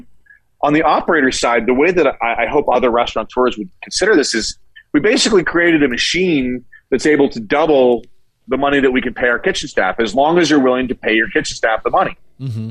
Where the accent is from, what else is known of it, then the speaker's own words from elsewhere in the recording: Northeast, United States; moved away; I'm from the Northeast and we call everybody guys